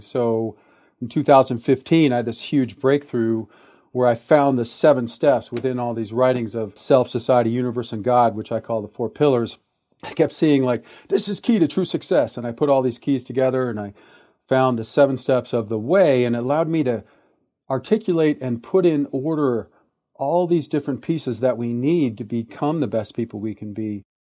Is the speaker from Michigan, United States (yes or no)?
yes; Detroit, Michigan, United States; I was born in Detroit, Michigan, in nineteen sixty-six